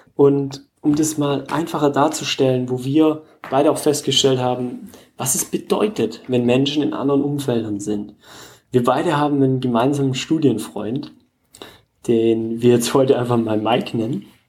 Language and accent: German; Germany; bei uns in Deutschland